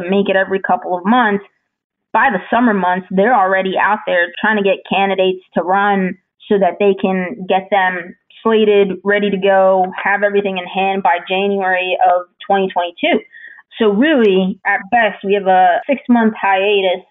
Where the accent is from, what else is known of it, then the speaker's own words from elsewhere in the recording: New Jersey, United States; moved away; I'm originally from New Jersey